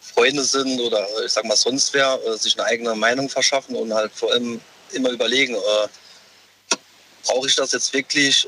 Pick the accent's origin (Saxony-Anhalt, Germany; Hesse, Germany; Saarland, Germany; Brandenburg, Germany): Saarland, Germany; Saarbrücken; Ich, ich komme aus Saarbrücken